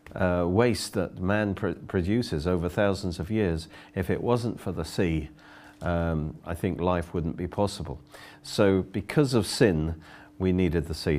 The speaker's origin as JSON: {"language": "English", "town": "Oxford", "region": "South East England", "country": "United Kingdom", "said": "I come from Oxford"}